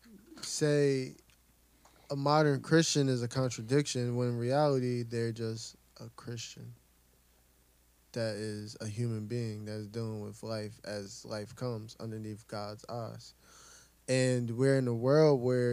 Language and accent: English; Camden, New Jersey, United States; born or raised there